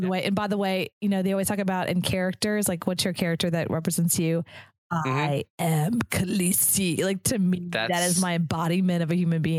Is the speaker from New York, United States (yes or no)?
no; Dallas, Houston, Texas, United States; now in Austin, United States; I grew up in Dallas in Houston where it's like, you have to be posh and you gotta like, you know, 5-inch heels and the whole nine yards.